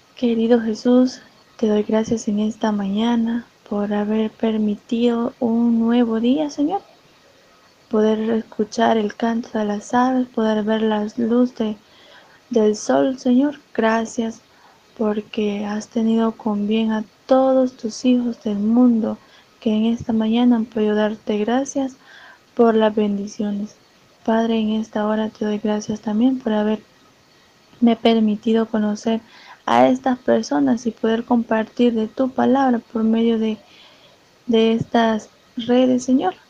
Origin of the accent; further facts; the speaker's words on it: El Salvador; Soy de El Salvador